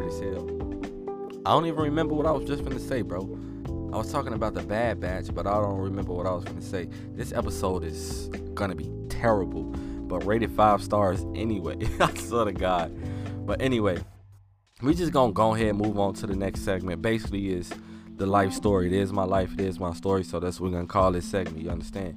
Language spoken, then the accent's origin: English; Chicago, Illinois, United States; I'm from Chicago